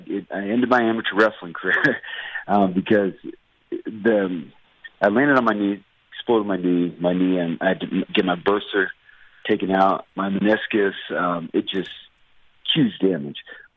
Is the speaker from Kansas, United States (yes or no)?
yes; Kansas, United States; I grew up in Kansas. My dad was in the military, so we were all over the place.